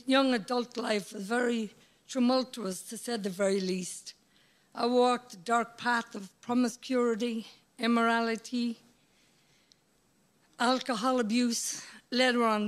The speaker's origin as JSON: {"language": "English", "region": "Midlands", "country": "Ireland", "tie": "born or raised there", "also_born_or_lived": "United States", "moved": "yes", "said": "I grew up in the Midlands here in Ireland"}